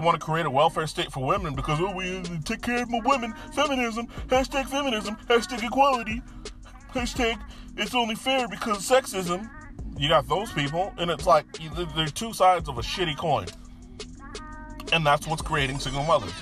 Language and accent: English; Florida, United States; moved away; My home state is gynocentric